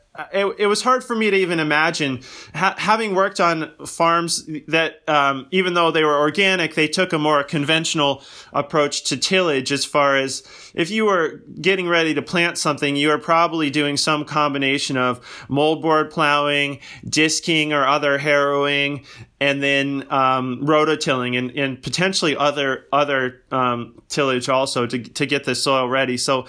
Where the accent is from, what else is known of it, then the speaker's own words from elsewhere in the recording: Virginia, United States; In fact, I grew up in suburbia in Northern Virginia, not too far outside of Washington, D.C.